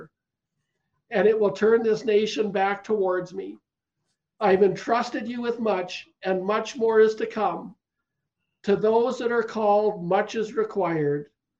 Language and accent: English; Canada; I'm a Canadian